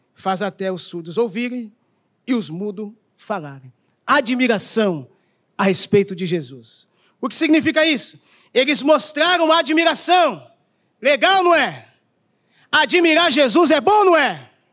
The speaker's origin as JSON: {"language": "Portuguese", "region": "São Paulo", "country": "Brazil", "moved": "yes", "lives_now": "Rio de Janeiro, Brazil", "said": "Eu, como um bom paulista"}